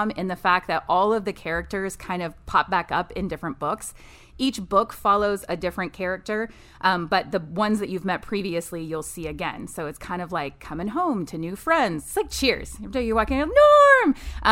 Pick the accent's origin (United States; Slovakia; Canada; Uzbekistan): United States; Texas; also born or lived in Midland, Texas / Lubbock, Texas; So I grew up in Texas.